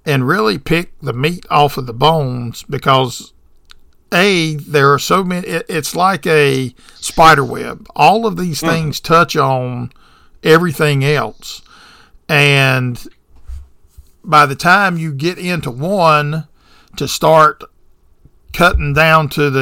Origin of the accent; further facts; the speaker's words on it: the South, United States; I'm born and bred in the South